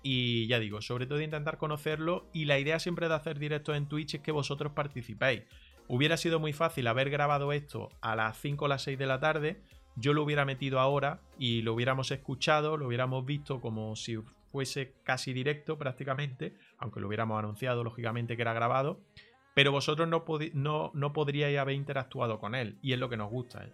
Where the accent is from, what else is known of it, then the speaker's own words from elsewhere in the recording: Granada, Andalusia, Spain; Nosotros somos de Granada, la mayoría